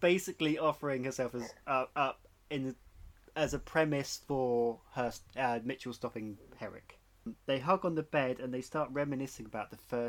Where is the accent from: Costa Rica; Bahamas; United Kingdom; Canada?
United Kingdom; Dorset, South West England; I'm from Dorset.